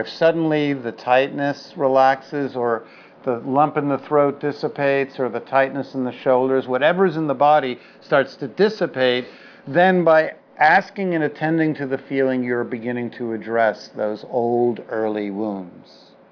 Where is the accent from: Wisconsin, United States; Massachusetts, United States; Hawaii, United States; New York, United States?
New York, United States; New York City; I'm a Jew from the Upper West Side and then from the Lower East Side